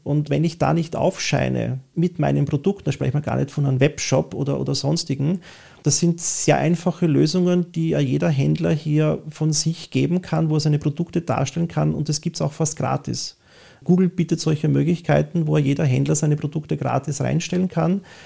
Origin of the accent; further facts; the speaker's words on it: Vienna, Austria; typisch wienerisch, von, von … über …, …, da wo ich herkomme, da gehöre ich hin